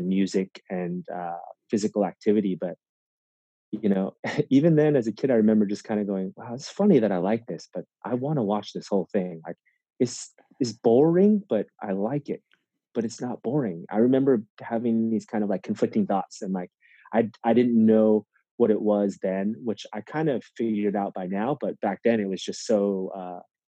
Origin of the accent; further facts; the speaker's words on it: Santa Rosa, California, United States; In Northern California, a place called Santa Rosa, California